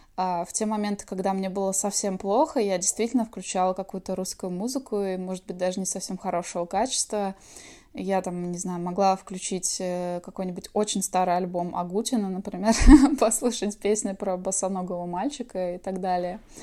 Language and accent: Russian; Svetlogorsk, Kaliningrad Oblast, Russia; moved away as an adult; now in California, United States; я родилась в Светлогорске, Калининградская область